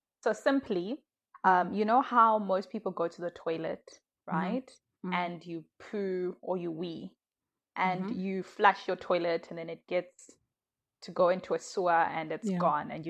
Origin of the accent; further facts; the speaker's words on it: Malawi; now in South Africa; I am originally from Malawi, but I'm currently based in South Africa.